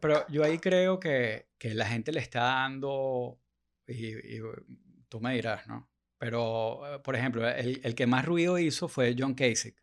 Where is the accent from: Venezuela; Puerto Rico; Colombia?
Venezuela; uno como venezolano